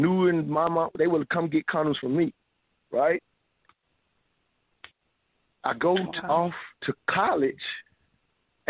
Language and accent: English; the South, United States; even though I was born in the South